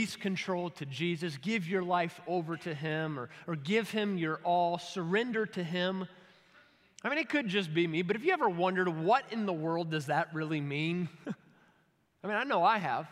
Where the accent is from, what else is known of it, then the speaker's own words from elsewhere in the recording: Kentucky, United States; I'm from Kentucky